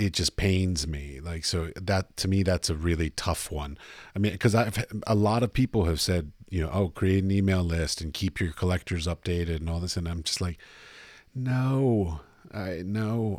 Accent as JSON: {"language": "English", "country": "United States", "moved": "as an adult", "said": "I'm from America"}